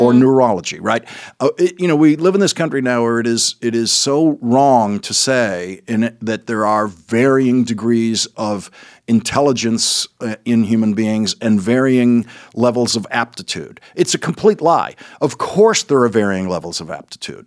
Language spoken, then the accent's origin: English; Boston, Massachusetts, United States; accent: Boston